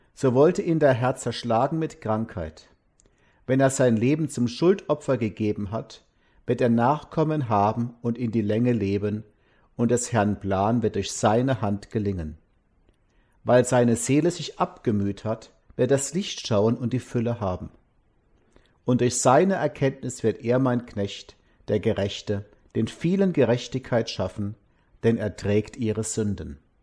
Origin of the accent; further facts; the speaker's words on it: Mosbach, Baden-Württemberg, Germany; meine Heimatstadt Mosbach